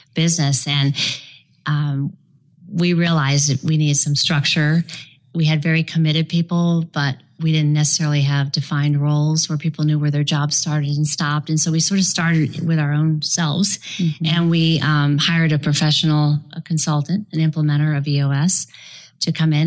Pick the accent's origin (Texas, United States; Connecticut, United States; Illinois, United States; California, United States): Illinois, United States; Chicago; moved away as an adult; also born or lived in Florida; ultimately moved out of the freezing Chicago, my hometown, and came down to Florida